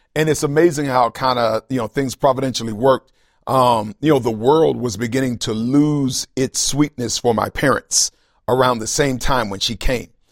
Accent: Tallahassee, Florida, United States; I grew up in Tallahassee, Florida. Uh, that's kind of where I was born and raised

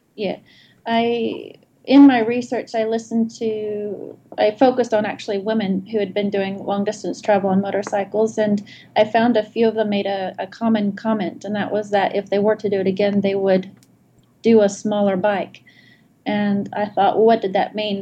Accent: Indianapolis, Indiana, United States; moved away as an adult; now in Adelaide, Australia; I was born in Indianapolis, Indiana, and residing in Adelaide, South Australia

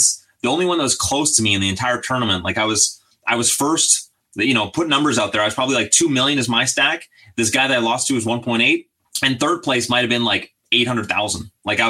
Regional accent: British Columbia, Canada; it's my hometown

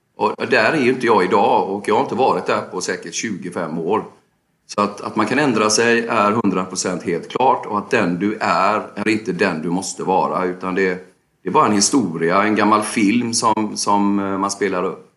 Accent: Gothenburg, Västra Götaland, Sweden; jag växte upp i Biskopsgården. Flyttade sen till Länsmansgården, sen till Hisings Backa

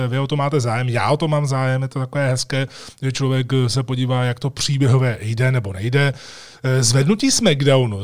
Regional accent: Czechia; jsem první Čech

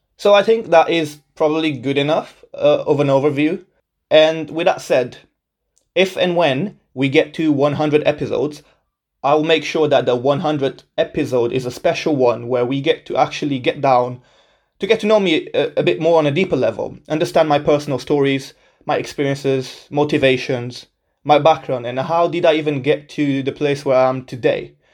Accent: Portugal; moved away as an adult; also born or lived in Birmingham, England; now in England; I was born and raised in Portugal my whole life.

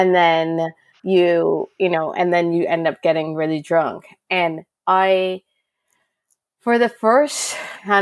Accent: Canada; moved away as an adult; now in United Kingdom; I'm Canadian

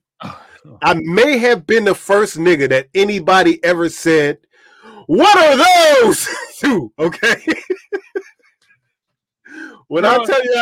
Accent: Washington, District of Columbia, United States; In DC, we didn't just have people just on a porch like making silk, dog. That's just not something that existed for me growing up.

